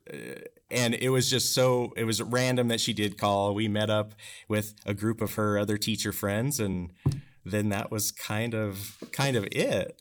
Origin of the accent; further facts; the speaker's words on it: Bridgeport, Washington, United States; growing up in Bridgeport